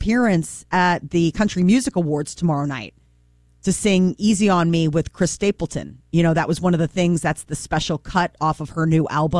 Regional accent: United Kingdom; you know, we're both British and we have a fair bit in common.

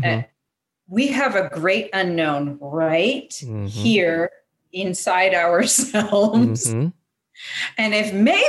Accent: Vancouver, British Columbia, Canada; moved away as an adult; now in Los Angeles, United States; I was born in Vancouver.

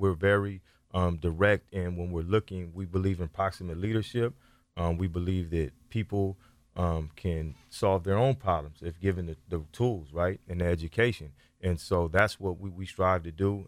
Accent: Sacramento, California, United States; I grew up right here in North Sacramento

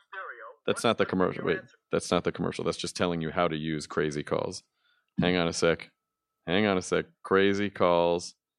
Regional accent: Tennessee, United States; moved away; my Tennessee's my home state

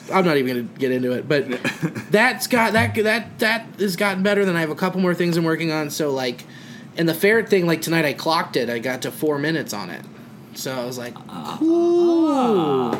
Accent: Cincinnati, Ohio, United States; accent: Cincinnati; My Cincinnati accent.

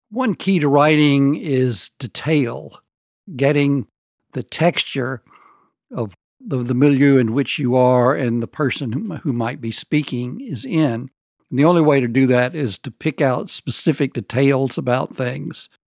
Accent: the American South, United States; moved away as an adult; also born or lived in New Orleans, Louisiana; Southern writers

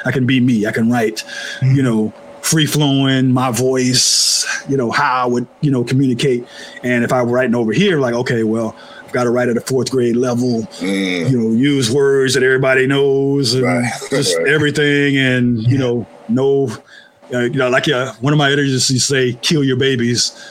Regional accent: Oakland, California, United States; I'm from Oakland. We have that same spirit, working class

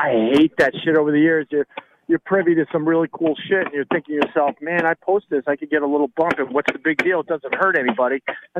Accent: Long Island, New York, United States; moved away as an adult; also born or lived in Boston; So, born and raised on Long Island, so I'm a Jets fan. I made my radio career took off in Boston, so I'm a Patriots fan. I was up there for 3 years

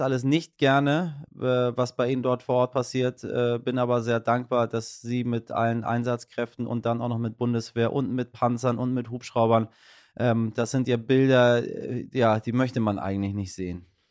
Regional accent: Hamburg, Germany; als Hamburger sind wir ja, äh, sind wir äh, äh, Hochwasser erprobt

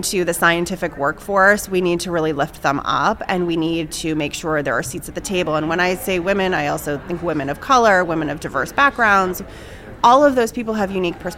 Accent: New England, United States; moved away; I grew up in New England and, you know, very small town.

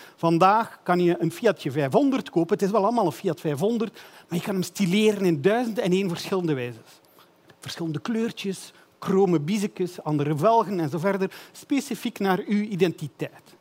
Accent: Belgium; Ik ben een Belg.

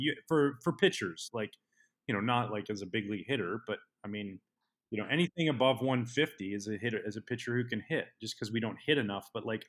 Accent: Pacific Northwest, United States; now in Chicago, United States; growing up in the Pacific Northwest

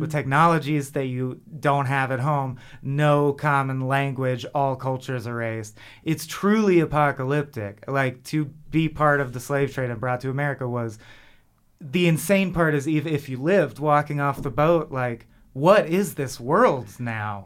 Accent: Southern California, United States; I'm born and raised in Southern California and I've never left.

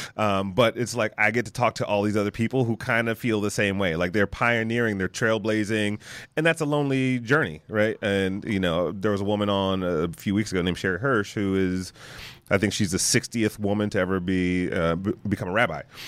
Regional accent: Detroit, Michigan, United States; me growing up in Detroit

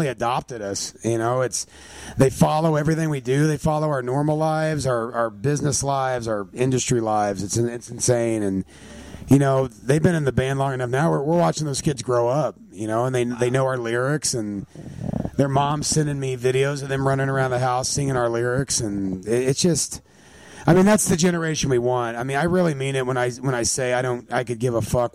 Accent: Missouri, United States; I'm from Missouri

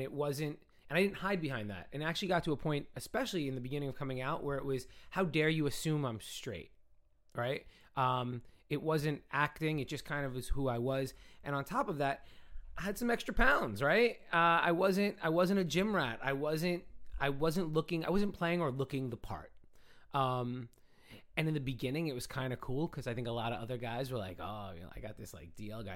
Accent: New York City, New York, United States; also born or lived in Brooklyn / Long Island / Manhattan; I grew up in the Bronx

